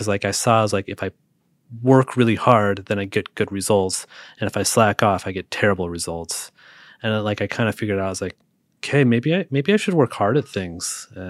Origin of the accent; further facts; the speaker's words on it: Seattle, Washington, United States; Like, I'm from Seattle, which there's a ton of great roasters in Seattle as well.